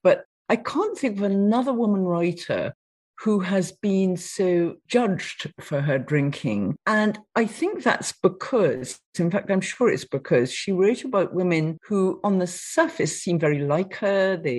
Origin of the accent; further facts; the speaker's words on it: Nottingham, East Midlands, United Kingdom; I come from Nottingham